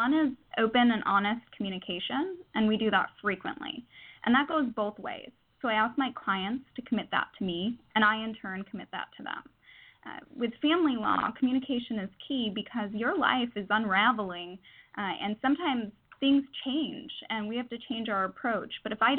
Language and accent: English; New York, United States; moved away as an adult; now in California, United States; Well, I moved to California from New York for law school in San Diego, so I'm direct and efficient.